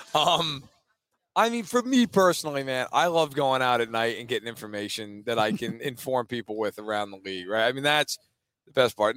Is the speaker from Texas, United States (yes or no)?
no; New York, United States; I am from New York